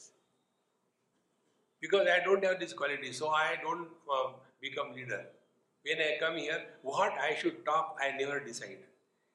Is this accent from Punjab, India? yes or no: no; Mumbai, Maharashtra, India; From Mumbai